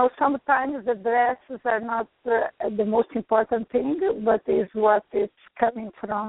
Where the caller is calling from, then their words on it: New York, United States; coming from New York?